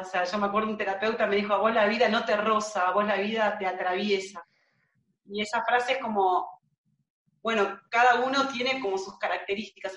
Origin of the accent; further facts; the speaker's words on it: Marcos Paz, Buenos Aires Province, Argentina; acá, en mi pueblo, en Marcos Paz, que queda en la provincia de Buenos Aires. Es un pueblo de 40.000 habitantes donde yo nací.